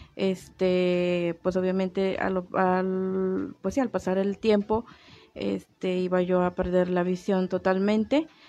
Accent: Tabasco, Mexico; now in Comarca Lagunera, Mexico; yo no soy de aquí, yo soy del estado de Tabasco.

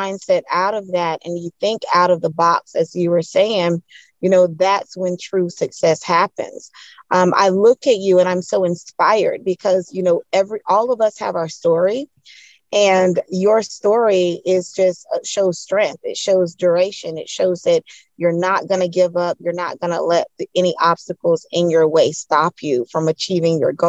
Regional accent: Orlando, Florida, United States; I'm originally from Orlando, Florida

